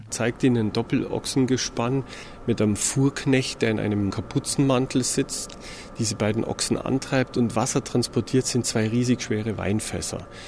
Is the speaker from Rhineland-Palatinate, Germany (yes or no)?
no; Augsburg, Bavaria, Germany; ich bin auch selber Augsburger